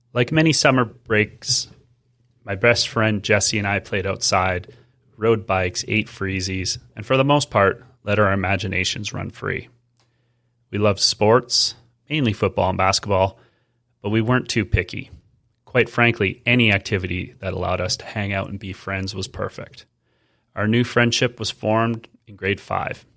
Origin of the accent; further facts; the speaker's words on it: Edmonton, Alberta, Canada; Growing up in Edmonton meant living in four distinct seasons